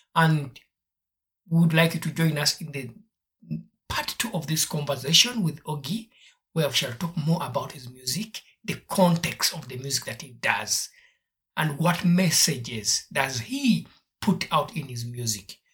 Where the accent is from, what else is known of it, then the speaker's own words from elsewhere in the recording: Uganda; I grew up in Uganda